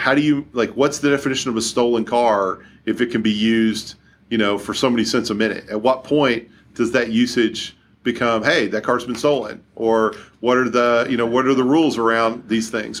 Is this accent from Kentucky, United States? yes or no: yes; Kentucky, United States; now in Seattle, United States; I didn't grow up here, uh, i-, if you can't tell by listening to me on the podcast, I grew up in Kentucky